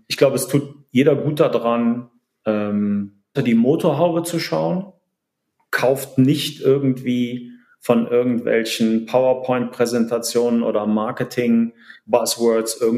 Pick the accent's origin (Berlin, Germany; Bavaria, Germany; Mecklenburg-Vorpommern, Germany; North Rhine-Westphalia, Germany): North Rhine-Westphalia, Germany; Cologne; born there; Aber ja, wie du schon gesagt hast, äh, geboren in Köln.